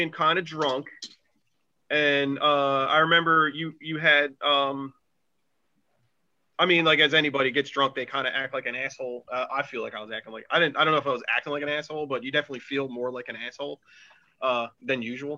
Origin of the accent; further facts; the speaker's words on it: Atlantic City, New Jersey, United States; I'm from Atlantic City